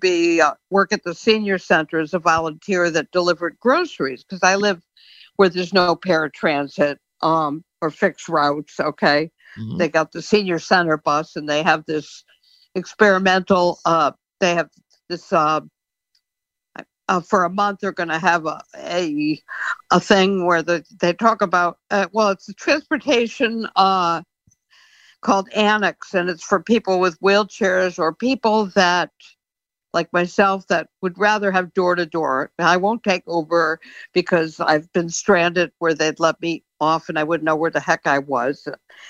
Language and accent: English; Connecticut, United States; also born or lived in Florida; now in Massachusetts, United States; So I'm in Massachusetts. I'm originally from Connecticut